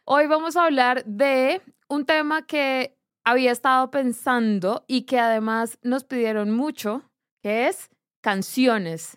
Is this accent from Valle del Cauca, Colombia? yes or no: no; Barrancabermeja, Santander, Colombia; yo crecí en Barranca Bermeja, Santander